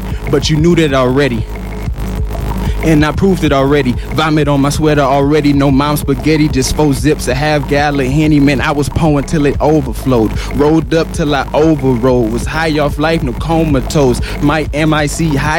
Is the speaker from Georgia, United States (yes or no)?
yes; Atlanta, Georgia, United States; I'm from Atlanta.